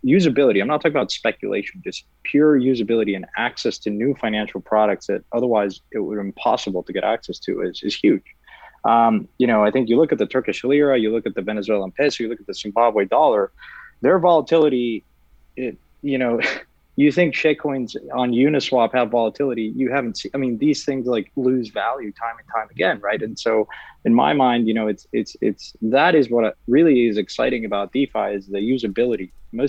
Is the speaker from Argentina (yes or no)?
no; Mexico; Well, I'm from Mexico, as you guys know. And to me, like, most people don't want to hold their savings in pesos.